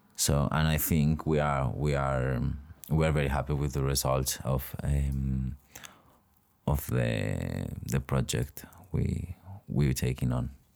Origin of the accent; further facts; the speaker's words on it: Cocentaina, Valencian Community, Spain; also born or lived in Navarre; I'm from Cocentaina, that it's a little town in the Valencian community, very near Alicante.